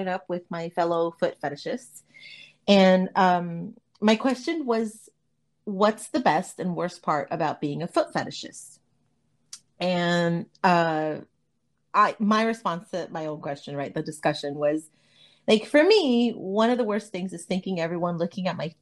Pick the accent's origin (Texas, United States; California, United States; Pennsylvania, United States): California, United States; Los Angeles; I was born and raised in LA in the San Fernando Valley